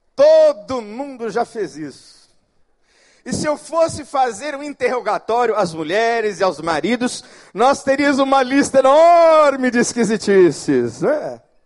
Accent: São Paulo, Brazil; now in Rio de Janeiro, Brazil; eu sou de São Paulo

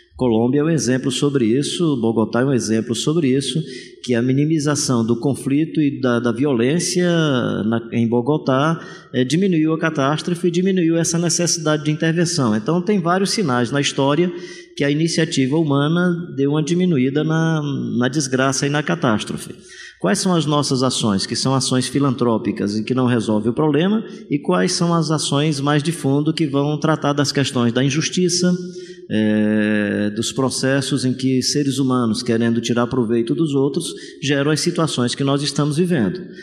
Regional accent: Fortaleza, Ceará, Brazil; sou de Fortaleza

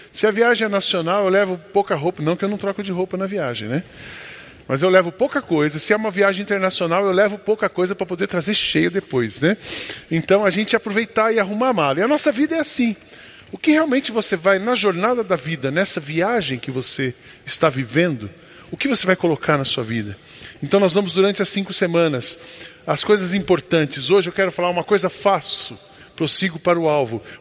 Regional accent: Brazil; Nós somos brasileiros

